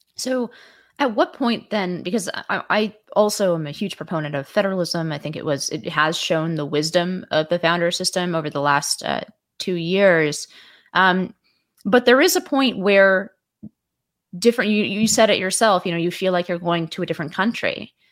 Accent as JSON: {"language": "English", "area": "San Francisco Bay Area", "region": "California", "country": "United States", "also_born_or_lived": "Washington, D.C.", "moved": "yes", "lives_now": "New York, United States", "said": "I moved here, uh, from California originally. So I'm from the Bi, San Francisco Bay Area"}